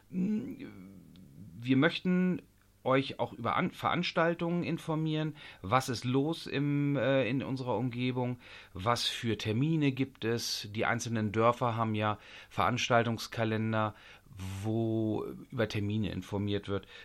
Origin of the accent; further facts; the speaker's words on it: Lower Saxony, Germany; Ich bin seinerzeit aus Niedersachsen nach Schleswig-Holstein gezogen